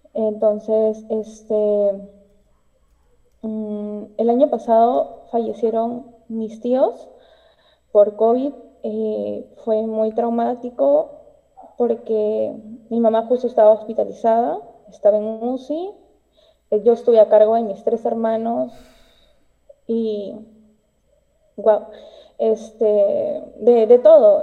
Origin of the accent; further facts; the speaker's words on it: Peru; yo soy de Perú